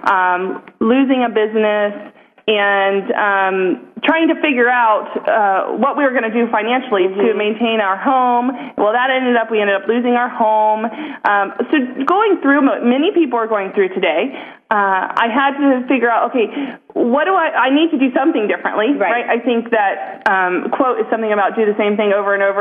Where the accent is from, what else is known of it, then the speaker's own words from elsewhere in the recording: Ohio, United States; I'm from Ohio